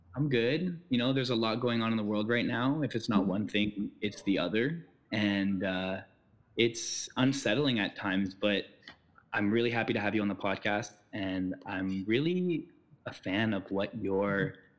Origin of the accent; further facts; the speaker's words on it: Ottawa, Ontario, Canada; We're both from Ottawa.